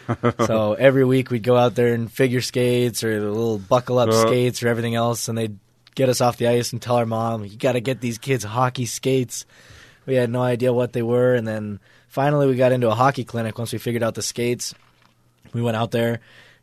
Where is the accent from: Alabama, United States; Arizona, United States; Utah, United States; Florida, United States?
Utah, United States; Colorado; I was born in Colorado